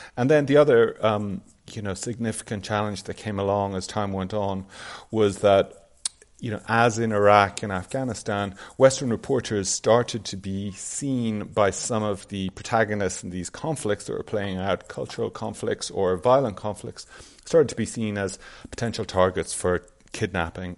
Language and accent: English; Ireland; moved away as an adult; also born or lived in Pakistan; I'm from Ireland, and as I was growing up, stories about South Asia and about India and the Raj were not really part of my cultural hinterland